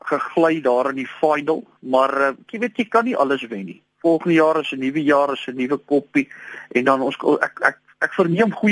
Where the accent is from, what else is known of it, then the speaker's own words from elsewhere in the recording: Gauteng, South Africa; Ek is van die Oosrand oorspronklik wat die valke dien te warm nie.